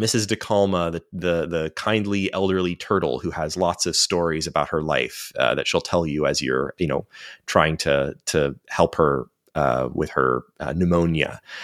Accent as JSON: {"language": "English", "country": "United States", "said": "as an American"}